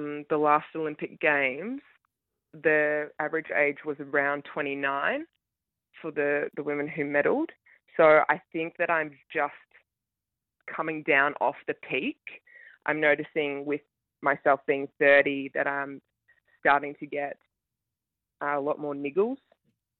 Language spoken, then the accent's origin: English; Ballarat, Victoria, Australia; I grew up in Ballarat in Victoria